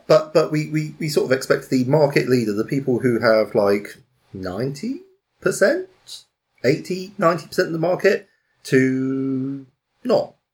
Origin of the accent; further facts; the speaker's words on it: United Kingdom; as British people